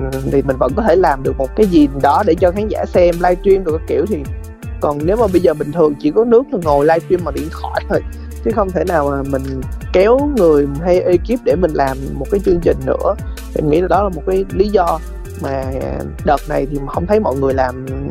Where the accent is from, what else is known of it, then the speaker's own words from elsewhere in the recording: Sóc Trăng, Vietnam; moved away; em ở sóc trăng